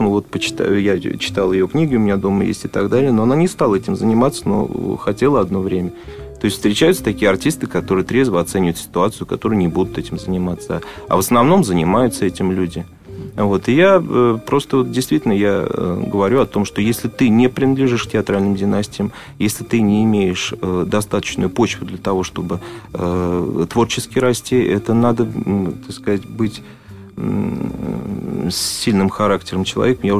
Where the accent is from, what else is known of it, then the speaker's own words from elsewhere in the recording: Moscow, Russia; born there; Вот я родился в Москве. Но мне кажется, вот э, москвичей сейчас уже так мало остается э, коренных